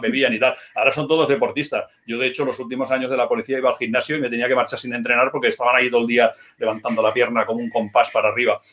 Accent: Moratalla, Region of Murcia, Spain; also born or lived in Barcelona; now in Huesca, Spain; yo soy murciano

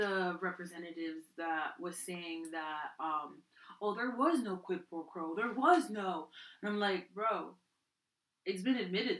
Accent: New Jersey, United States; From the Bronx, I'm from Jersey!

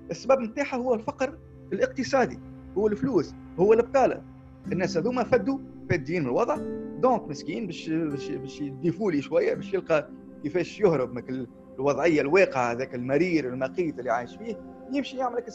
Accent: Tunisia

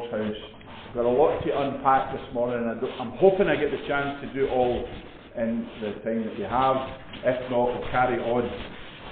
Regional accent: Edinburgh, Scotland, United Kingdom; I was born in Edinburgh, I'm from Edinburgh

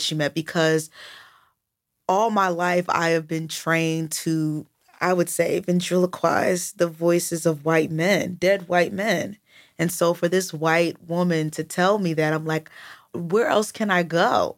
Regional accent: United States; I'm American

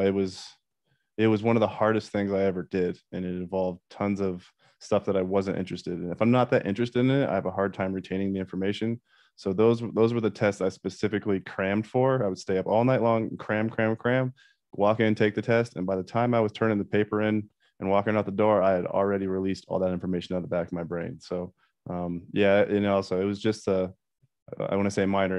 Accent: Colorado, United States; also born or lived in Iowa / Missoula, Montana; I was born in Iowa, but uh, I moved to Colorado at like kindergarten, so I consider myself a Colorado kid.

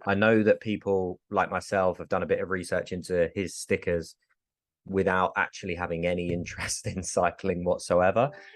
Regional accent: England, United Kingdom; I'm English

